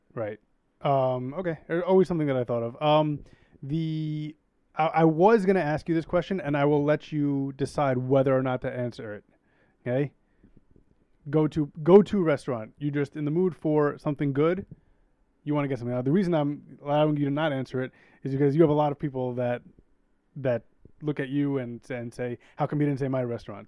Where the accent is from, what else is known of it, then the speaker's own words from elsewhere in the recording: New York City, New York, United States; I grew up in Queens